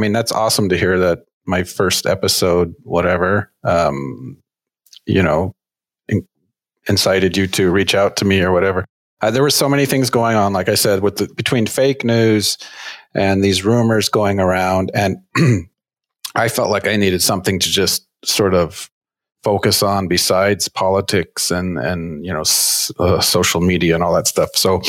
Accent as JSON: {"language": "English", "region": "California", "country": "United States", "tie": "born or raised there", "also_born_or_lived": "Santa Rosa", "said": "I grew up in Northern California, and I was actually born in Santa Rosa"}